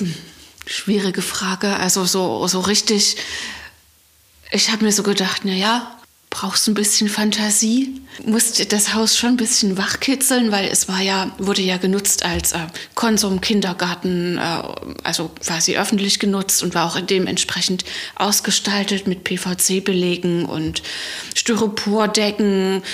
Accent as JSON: {"language": "German", "town": "Leipzig", "region": "Saxony", "country": "Germany", "tie": "born or raised there", "moved": "as an adult", "lives_now": "Pitschen, Germany", "said": "Ich komme aus Leipzig, bin gebürtige Leipzigerin und habe mein ganzes Leben dort verbracht"}